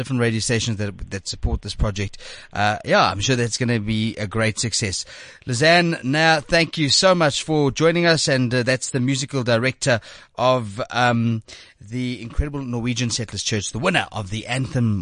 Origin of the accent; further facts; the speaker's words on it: South Africa; I am proudly South African